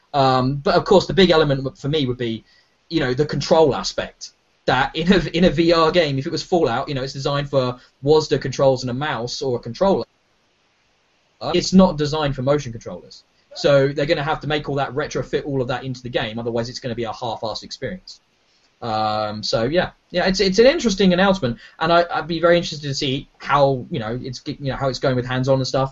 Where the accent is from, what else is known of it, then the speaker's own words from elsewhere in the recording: United Kingdom; we're British